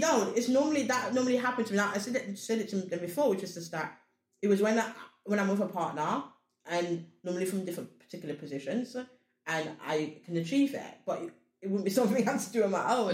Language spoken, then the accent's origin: English; Sierra Leone; I'm Africa. I come from Sierra Leone